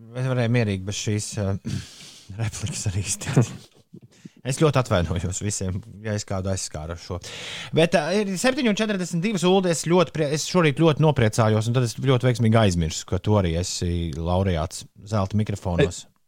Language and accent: Latvian; Riga, Latvia; tieši tāds bija manā bērnībā, Ulu Klusajā centrā.